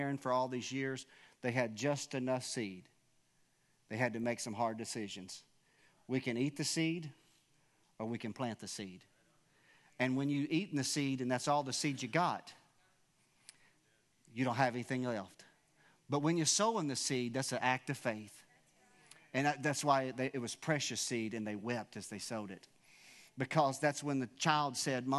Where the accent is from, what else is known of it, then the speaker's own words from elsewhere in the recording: Wilburn, United States; I'm from Wilburn